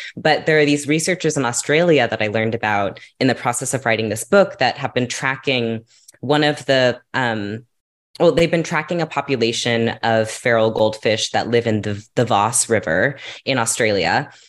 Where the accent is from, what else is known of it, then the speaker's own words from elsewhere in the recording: California, United States; I grew up in California